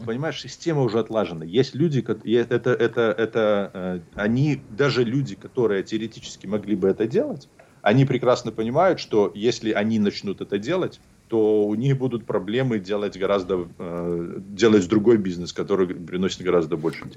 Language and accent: Russian; Belarus; also born or lived in Vitebsk Region / Hantsavichy; now in Los Angeles, United States; я из Беларуси